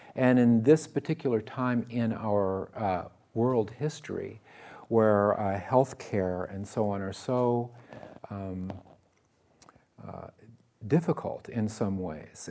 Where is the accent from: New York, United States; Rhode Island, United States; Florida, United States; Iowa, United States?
Iowa, United States; I was born in the Midwest, in Iowa, of all places